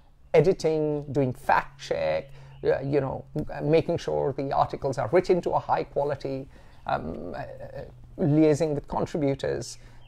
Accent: Vasco da Gama, Goa, India; born there; also born or lived in Sikkim / Lucknow; Look at me, I was born in Vasco da Gama, that's Catholic.

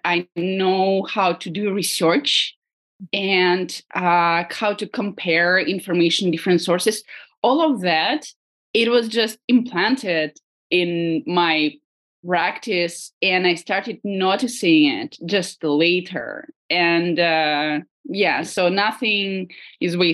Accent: Moscow, Russia; moved away as an adult; now in San Francisco, United States; Originally I'm from Moscow, and I right now I live in San Francisco

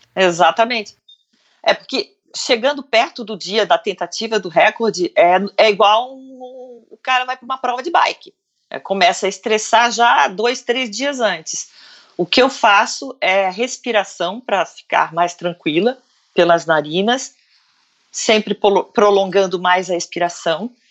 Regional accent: Brazil; Eu falei: do Brasil

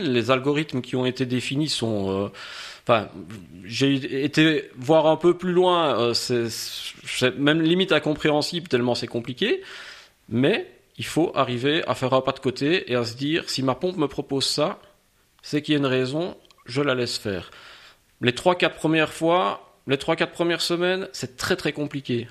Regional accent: Liège, Wallonia, Belgium; je suis liégeois de quarante-deux ans

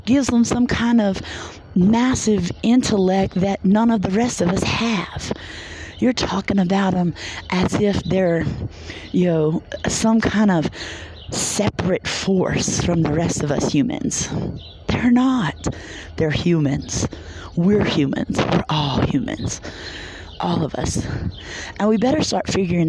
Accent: Louisiana, United States; moved away as an adult; this is my hometown, there are people that I grew up with there.

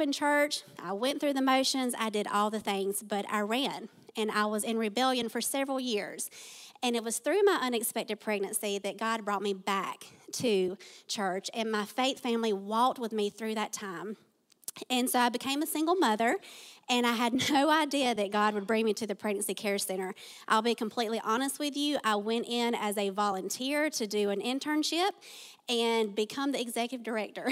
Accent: Tift County, Georgia, United States; I was born and raised in Tiff County

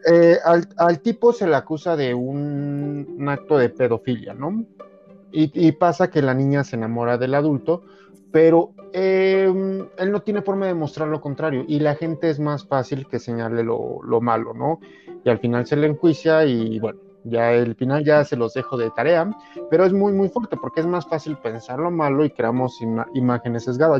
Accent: Mexico

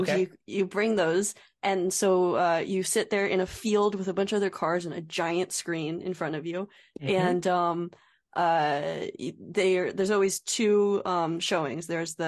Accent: Orefield, Pennsylvania, United States; moved away; I'm from a small town too. I'm from Orfield, Pennsylvania.

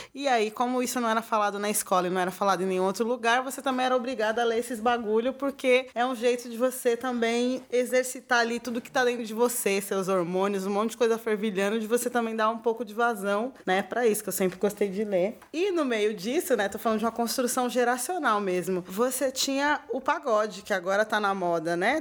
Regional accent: Rio de Janeiro, Brazil; accent: carioca; quando eu fico nervosa, eu fico com um sotaque muito carioca

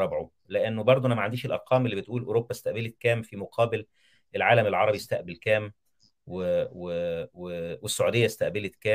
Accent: Egypt; لان احنا مسلمين وايضا كمصري اتعاطف مع المصريين

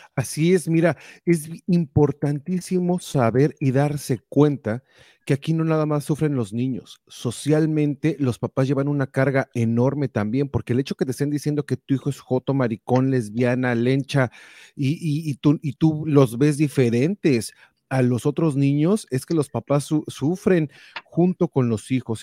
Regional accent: Mexico; now in United States; Nosotros todos crecimos en México

